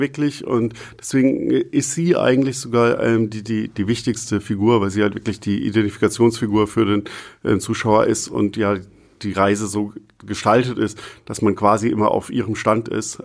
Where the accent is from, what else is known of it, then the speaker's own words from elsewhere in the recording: Germany; als Deutscher